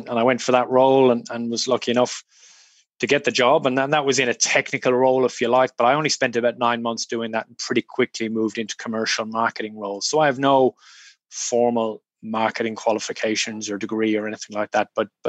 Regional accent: Ireland; also born or lived in United Kingdom; now in Australia; I'm Irish. I grew up in a small country town in rural Ireland. My dad was a GP.

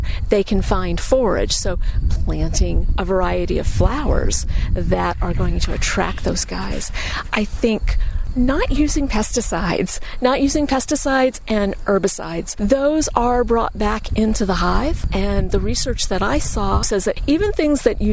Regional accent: Florida, United States; moved away; I grew up in Florida where orange blossom honey is a big deal.

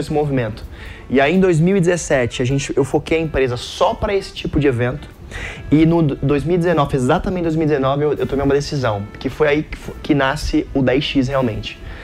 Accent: Caraguatatuba, São Paulo, Brazil; now in São Paulo, Brazil; a gente se mudou para Caraguatatuba, litoral norte.

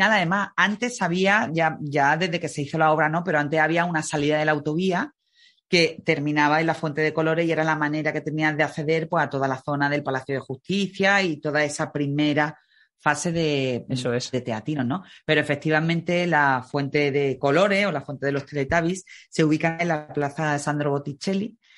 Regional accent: Málaga, Andalusia, Spain

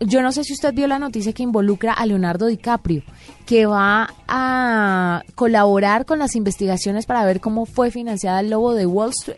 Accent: Valle del Cauca, Colombia; yo que soy del Valle del Cauca

